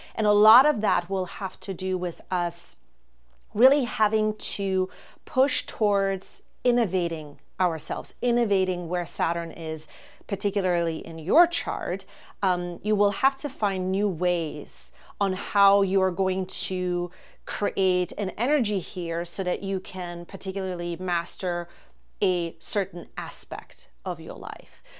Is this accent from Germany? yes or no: yes; Germany; moved away as an adult; now in Florida, United States; I am originally from Germany. That's where I was born and raised.